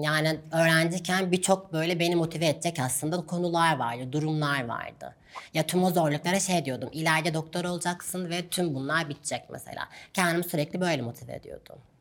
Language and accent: Turkish; Gaziantep, Turkey; moved away as an adult; now in Istanbul, Turkey; Ben Gaziantep'te doğdum, Gaziantep'te büyüdüm.